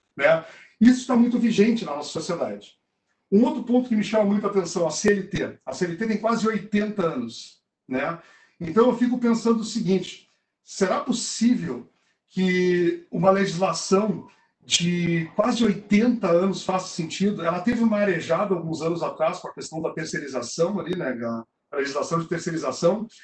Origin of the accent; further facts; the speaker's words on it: South Region, Brazil; eu e tu, somos do Sul